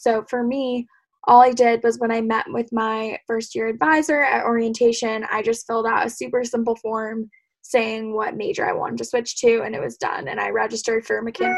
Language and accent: English; Denver, Colorado, United States; moved away as an adult; now in Los Angeles, United States; I'm a junior studying mechanical engineering from Denver